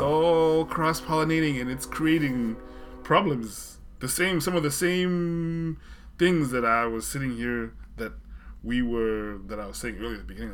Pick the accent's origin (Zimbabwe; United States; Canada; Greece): Zimbabwe; moved away; I grew up in Zimbabwe where I sort of was exposed to a more formal British English.